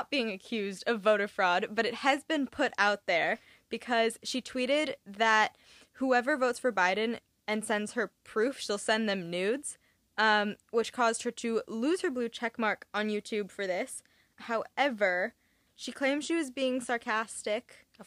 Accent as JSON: {"language": "English", "town": "Augusta", "region": "Maine", "country": "United States", "said": "I had my Maine ID and the woman starts talking to me about Maine and I was like, \"Oh yeah, like I'm from Augusta.\""}